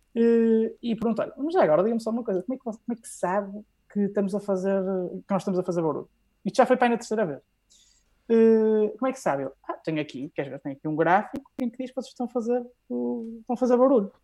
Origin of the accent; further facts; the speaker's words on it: Norte, Portugal; Sou, sou nortenho, muito, muito nortenho